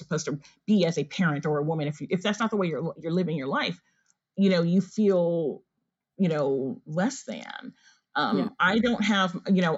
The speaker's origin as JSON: {"language": "English", "country": "United States", "tie": "born or raised there", "said": "although I am, you know, of African descent, I was raised in the U.S., so I consider myself African as well as African American."}